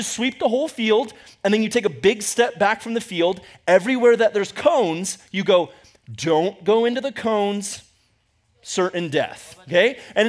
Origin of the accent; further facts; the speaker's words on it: Ecuador; also born or lived in United States; Growing up in Ecuador, for some reason, I don't know why, but I loved, when we came back to the U.S., I loved staying in hotels.